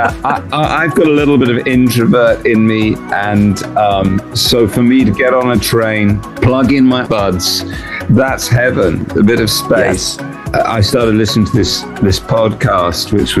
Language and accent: English; England, United Kingdom; we're English